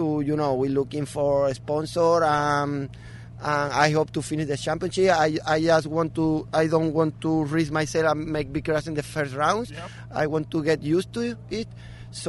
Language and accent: English; Spain; English is a second language; I'm from Spain